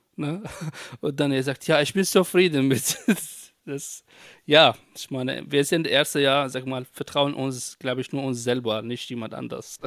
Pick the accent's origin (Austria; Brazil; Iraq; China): Iraq; German is a second language; moved away as an adult; also born or lived in Baghdad; now in Germany; ich komme auch, ähm, ursprünglich aus Irak. Äh, 2012